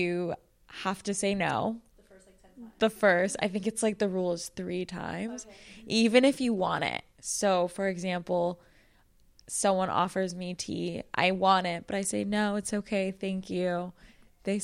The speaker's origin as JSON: {"language": "English", "town": "Los Angeles", "region": "California", "country": "United States", "tie": "born or raised there", "said": "I was born and raised in Los Angeles, and same with my sister"}